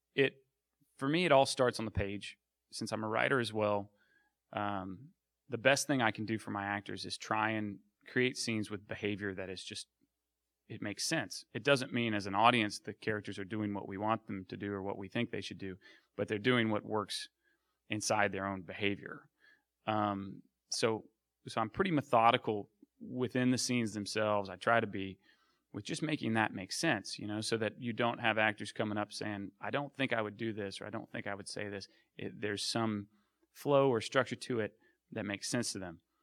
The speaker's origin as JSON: {"language": "English", "region": "Arkansas", "country": "United States", "tie": "born or raised there", "said": "I grew up in Arkansas"}